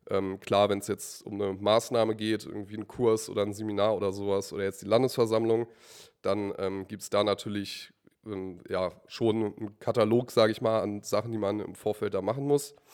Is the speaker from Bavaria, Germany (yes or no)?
no; Braunschweig, Lower Saxony, Germany; ich bin äh, …, bin 20 Jahre alt, komme aus äh, Braunschweig, aus dem wunderschönen Stamm Johann Hinrich Wichern, aus dem Bezirk Elm.